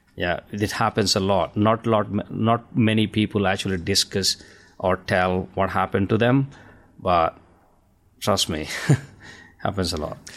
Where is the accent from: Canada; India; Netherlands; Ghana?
India; now in United Kingdom; I'm an Indian, uh, my, I'm originally from India. I have a, an accent here